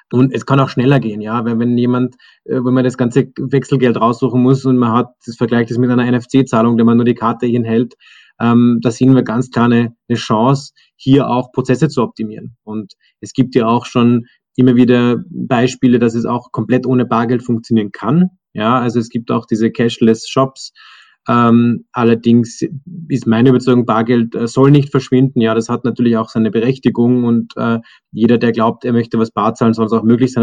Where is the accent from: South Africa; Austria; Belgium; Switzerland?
Austria; Zell am See, Salzburg; moved away as an adult; now in Vienna, Austria; ich bin ursprünglich aus dem Salzburger Land, bin in Zell am See aufgewachsen, dann zum Studieren nach Wien gekommen